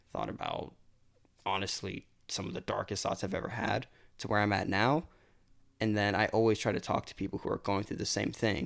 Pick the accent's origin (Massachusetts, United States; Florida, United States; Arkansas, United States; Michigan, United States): Florida, United States; Lake Mary; also born or lived in Hialeah, Miami; I lived there until I was about five, and then we moved up to Lake Mary